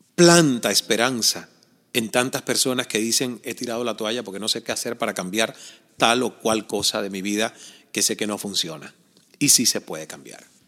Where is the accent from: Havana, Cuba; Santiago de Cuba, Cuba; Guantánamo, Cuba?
Santiago de Cuba, Cuba; El Caney; yo crecí en Cuba, en un pequeño pueblo llamado El Caney